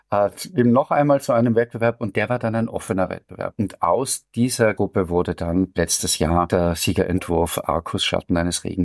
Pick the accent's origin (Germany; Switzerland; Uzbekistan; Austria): Austria; Vienna; Da will man sozusagen als Wiener und gar nicht jammern, was natürlich dem Wiener an und für sich ein großes Problem ist, weil das gehört zu dieser Stadt.